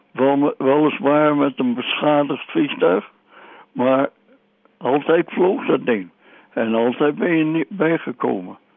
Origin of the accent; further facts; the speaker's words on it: Indonesia; born there; voelde geen donder voor om nog eens een keertje in gevechten te raken in Nederlands-Indië, in een land waar ik geboren ben, tegen mensen waar ik niks tegen heb.